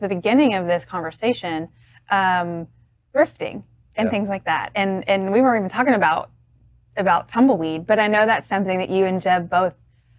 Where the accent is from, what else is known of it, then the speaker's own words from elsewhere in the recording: Waco, Texas, United States; I grew up in Waco, so I'm not a Baylor Bear, obviously